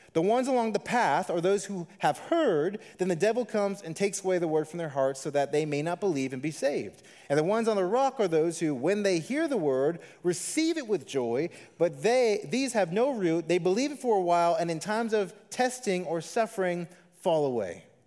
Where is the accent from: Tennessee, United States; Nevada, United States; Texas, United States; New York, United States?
Nevada, United States; Las Vegas; I am a, a true local Las Vegan. I was born and raised here in the Valley.